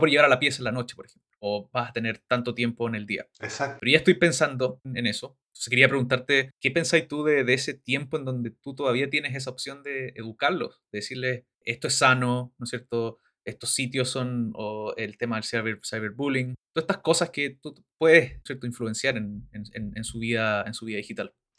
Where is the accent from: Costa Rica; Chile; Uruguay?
Chile; moved away; por estar ya harto tiempo fuera de Chile